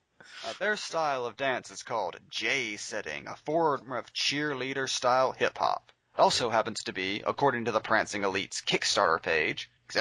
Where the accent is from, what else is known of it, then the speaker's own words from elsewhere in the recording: Sims, Alabama, United States; this happened in my hometown, down the street from me.